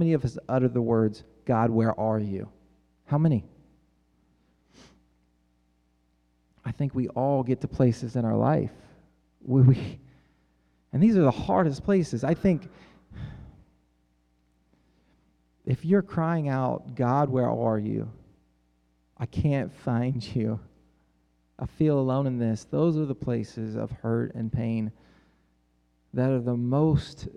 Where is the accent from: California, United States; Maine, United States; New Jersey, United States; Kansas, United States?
Kansas, United States; I'm from Kansas.